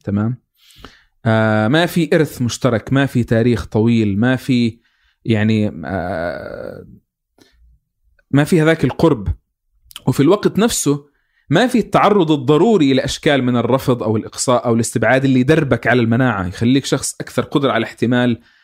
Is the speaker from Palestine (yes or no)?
yes; Palestine; كفلسطيني اكون واعي